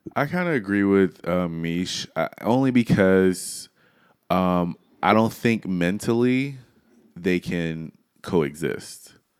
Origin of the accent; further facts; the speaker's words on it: Louisiana, United States; I am from Louisiana